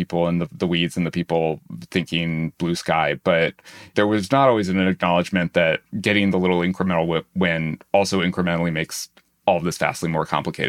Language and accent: English; New Hampshire, United States; I had a nice sort of controlled experiment in this as a teenager, because I grew up in New Hampshire.